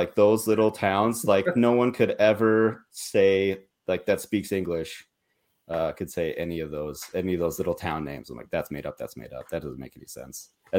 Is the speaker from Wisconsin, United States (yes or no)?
yes; La Crosse, Wisconsin, United States; moved away; I was born in Wisconsin